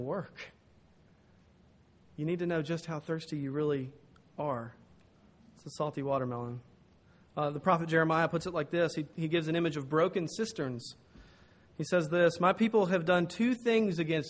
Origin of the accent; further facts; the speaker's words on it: the South, United States; I'm from the South.